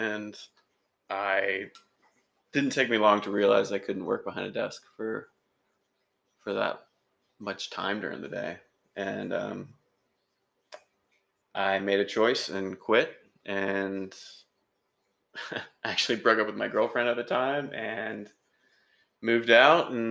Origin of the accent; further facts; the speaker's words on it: Beaver Dam, Virginia, United States; I grew up outside Richmond, Virginia